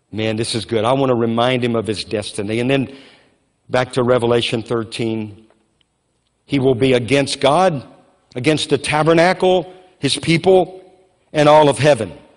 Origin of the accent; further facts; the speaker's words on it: Louisiana, United States; now in Moravian Falls, United States; I grew up in Louisiana where we had floods all the time